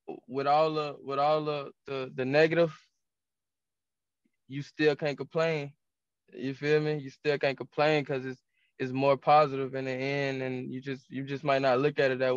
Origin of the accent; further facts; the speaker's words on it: Jacksonville, Florida, United States; moved away; I'm from Jacksonville